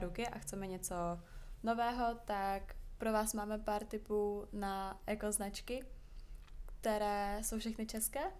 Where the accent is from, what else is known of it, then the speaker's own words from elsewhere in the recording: small town 40 km from Prague, Central Bohemian Region, Czechia; now in Prague, Czech Republic; já jsem vyrůstala čtyřicet kilometrů od Prahy, tak v našem maloměstě byly sekáče nejméně tři